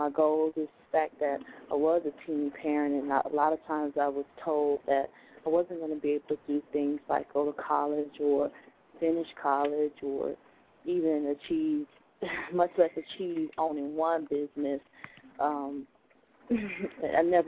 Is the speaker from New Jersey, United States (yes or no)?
no; Hollywood, Florida, United States; I was born and raised in Hollywood, Florida